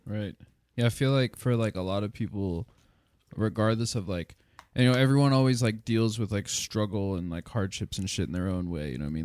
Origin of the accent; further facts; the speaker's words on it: Lancaster, Pennsylvania, United States; I was born in Lancaster, and Lancaster's got its pros and cons